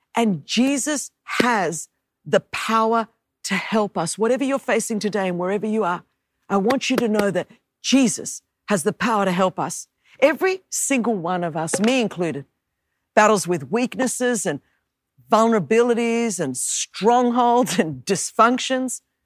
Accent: Australia; moved away; as you could tell from my accent, I was born and raised in Australia

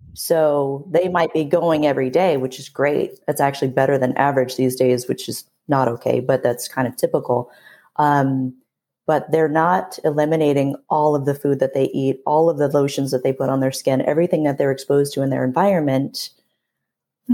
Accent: San Diego, California, United States; born and raised in San Diego, California

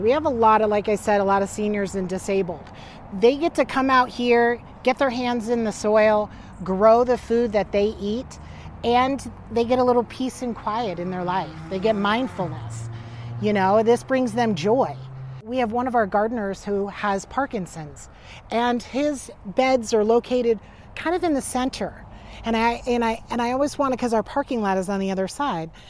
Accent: New York, United States; moved away as an adult; also born or lived in Florida; now in Salem, United States; I was born down in Florida, and then I, I was raised in New York, and then I came out here uh, end of 2008

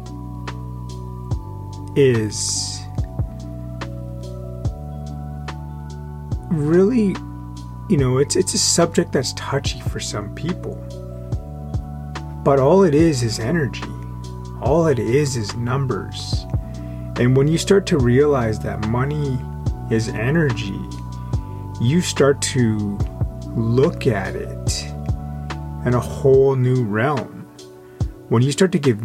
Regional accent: Yaqan Nukiy, British Columbia, Canada; moved away; also born or lived in Coast Salish territories (Vancouver area); I actually went to the school on my reservation where I'm from Yakanuki. So, you know, I'm Tunaha

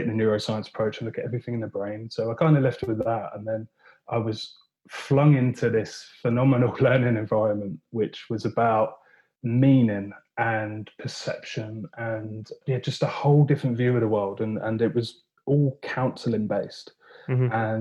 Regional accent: Watford, East of England, United Kingdom; moved away as an adult; also born or lived in Chester / Loughborough; now in Anglesey, United Kingdom; I grew up in Watford and spent pretty well, yeah, my whole life there up until the point where we'd got to 18

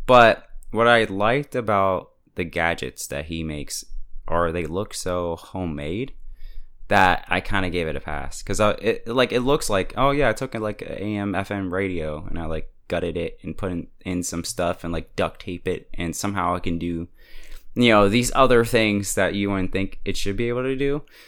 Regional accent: United States; as an American

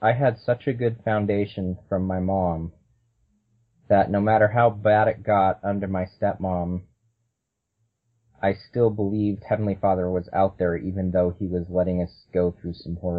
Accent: California, United States; born there; Well, I was born in California. My mom was a convert, and my dad's ancestors go back to the beginning of the church.

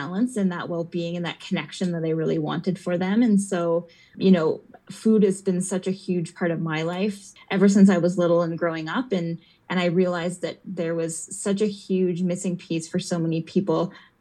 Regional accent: Edmonton, Alberta, Canada; now in Calgary, Canada; I grew up in Edmonton, so we were in the city

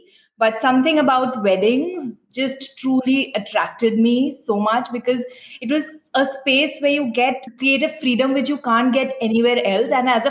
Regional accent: South India, India; now in Mumbai, India; He's from North India, I'm from South India. I've grown up in South India. I've lived a nomad life. I've lived everywhere. And yeah, we are in Bombay currently.

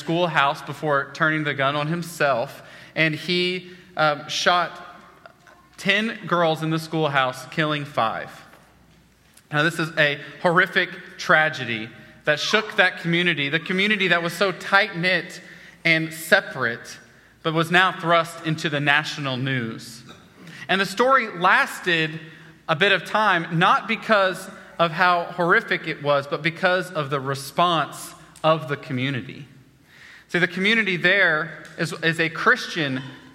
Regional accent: Oklahoma, United States; moved away as an adult; also born or lived in Wichita, Kansas / central Texas; I'm from Oklahoma originally

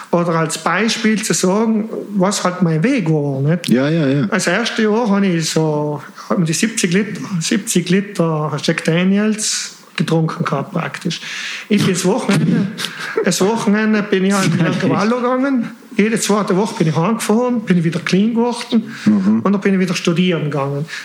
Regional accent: Switzerland; born there; ich bin eigentlich in der Schweiz geboren

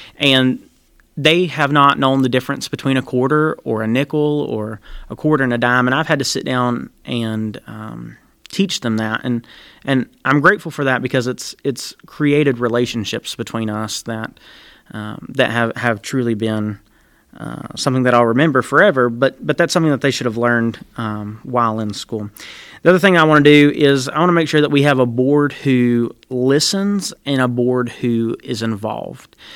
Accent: Randolph County, North Carolina, United States; moved away as an adult; now in Burke County, United States; I am from Randolph County. I moved to Burke County about seven years ago now.

